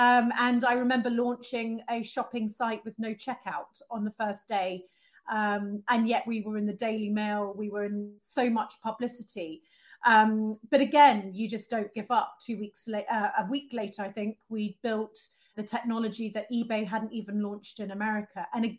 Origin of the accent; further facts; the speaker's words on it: Amsterdam, North Holland, Netherlands; And certainly, obviously, growing up in Amsterdam is an interesting experience. I spoke Dutch. I would ride my bike everywhere, you know, obviously skating on the canals.